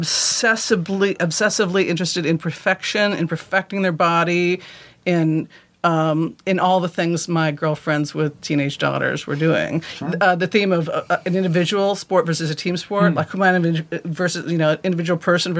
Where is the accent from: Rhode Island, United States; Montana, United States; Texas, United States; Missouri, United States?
Montana, United States; I'm from a rural state also. Like, I'm from Montana where football is king and my brother-in-law was the football coach